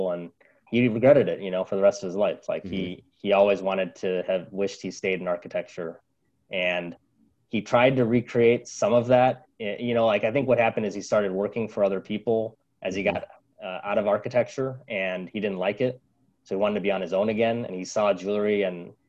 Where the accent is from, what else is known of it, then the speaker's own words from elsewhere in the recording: Chicago, Illinois, United States; moved away as an adult; also born or lived in Silicon Valley, California / Cleveland, Ohio; I grew up in Chicago area